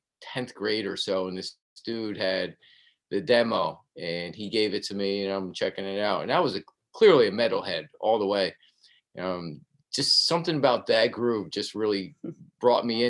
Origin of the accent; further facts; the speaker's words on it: Albany, New York, United States; also born or lived in Colonie, New York; I'm from Albany, born and raised, actually grew up in the, you know, the city part of Albany, then moved to Colony, which is like the suburbs of Albany.